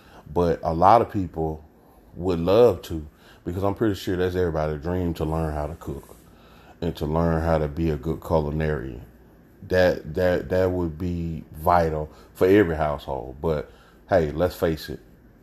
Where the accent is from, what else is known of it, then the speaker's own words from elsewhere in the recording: Jackson, Mississippi, United States; I hail from Jackson, Mississippi